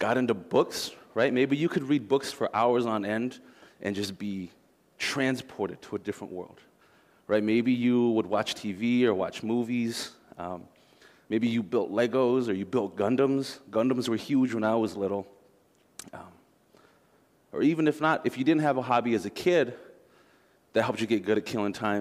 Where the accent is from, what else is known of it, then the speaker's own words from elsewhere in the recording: Minneapolis–Saint Paul, Minnesota, United States; I grew up here in the Twin Cities